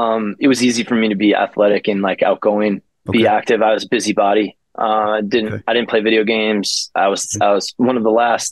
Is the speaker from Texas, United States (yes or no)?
no; Madison, Wisconsin, United States; also born or lived in Portage, Wisconsin; now in Denver, United States; I grew up in Madison, Wisconsin. Born in Portage, Wisconsin, a smaller town outside of Madison, moved to Madison at a young age.